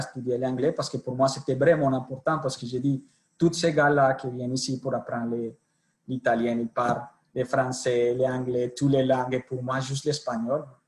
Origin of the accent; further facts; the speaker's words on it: Colombia; accent: Colombian; French is a second language; moved away as an adult; also born or lived in Italy; pour mon accent, je suis colombien. Je suis né en Colombie. J'ai suivi toutes mes études en Colombie